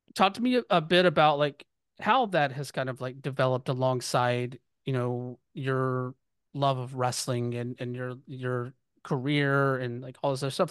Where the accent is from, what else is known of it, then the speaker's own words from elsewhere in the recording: the South, United States; I'm growing up in the South